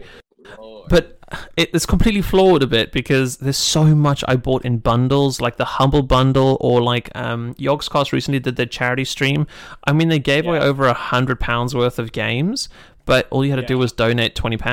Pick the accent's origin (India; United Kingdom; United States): United Kingdom; I'm British